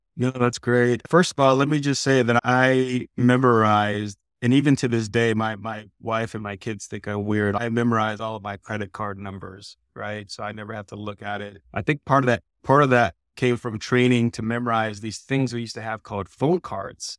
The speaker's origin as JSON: {"language": "English", "town": "San Diego", "region": "California", "country": "United States", "tie": "born or raised there", "moved": "as an adult", "said": "I grew up in San Diego"}